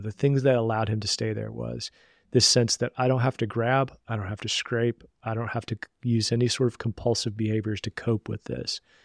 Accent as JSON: {"language": "English", "region": "Southern West Virginia", "country": "United States", "tie": "born or raised there", "said": "I grew up in Southern West Virginia"}